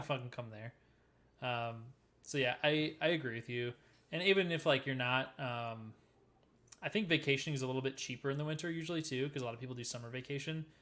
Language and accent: English; Midwest, United States; I'm a Midwesterner